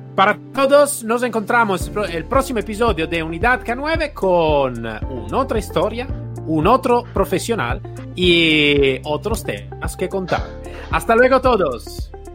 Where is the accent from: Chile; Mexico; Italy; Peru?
Italy; also born or lived in Spain; soy un italiano bastante atípico